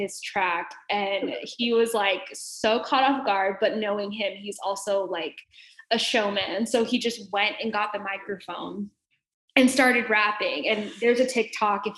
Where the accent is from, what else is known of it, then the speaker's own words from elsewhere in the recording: Dallas, Texas, United States; moved away as an adult; also born or lived in Arkansas / Kansas City; I'm from Dallas, Texas, and I know Southern people